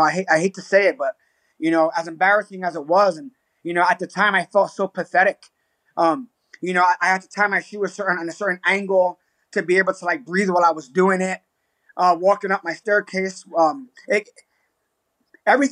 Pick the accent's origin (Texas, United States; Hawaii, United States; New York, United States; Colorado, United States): New York, United States; New York City; now in Albuquerque, United States; Puerto Rican, born and raised in the South Bronx, Hunts Point, New York City